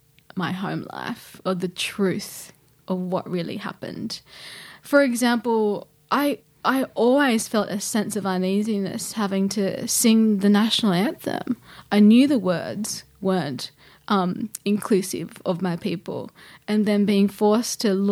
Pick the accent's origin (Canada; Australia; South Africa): Australia; Gilgandra, New South Wales; Yeah, I'm Wiradjuri Wailwan, born and raised in Gilgandra, Western New South Wales.